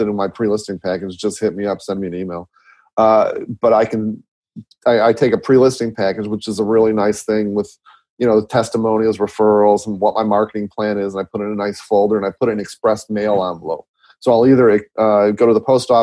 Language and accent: English; Midwest, United States; I'm from Midwest. I talk really super fast